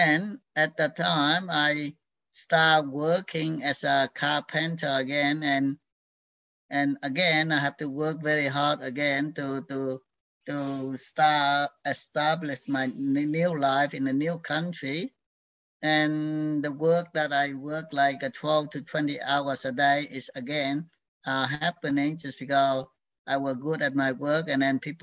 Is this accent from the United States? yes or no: no; Vietnam; now in Australia; I was born in Vietnam, in the where in the period of that end of the Civil War. And I grew up in that environment